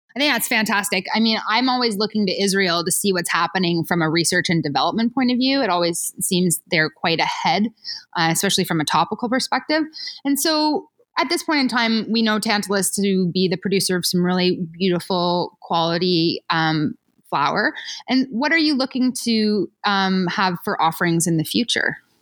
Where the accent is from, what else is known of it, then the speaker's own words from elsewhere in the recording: Ontario, Canada; moved away; also born or lived in Switzerland; I'm from Ontario